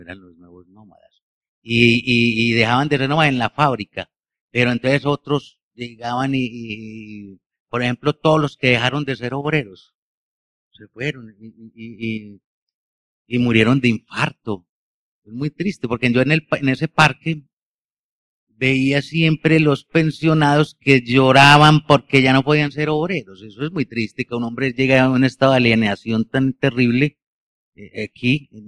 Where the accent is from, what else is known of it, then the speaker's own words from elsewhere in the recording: Bello, Antioquia, Colombia; yo como nací en Bello y nací en este Valle de Aburrá, tengo la cultura de los obreros